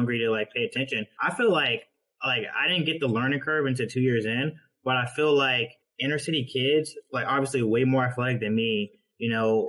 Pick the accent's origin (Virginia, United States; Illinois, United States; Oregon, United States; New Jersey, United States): Virginia, United States; I'm from Virginia, wrestled in Virginia